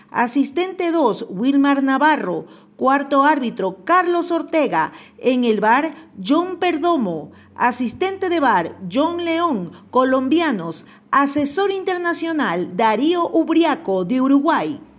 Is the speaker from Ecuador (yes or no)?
yes; Ecuador; soy ecuatoriano, sí señor, y tú eres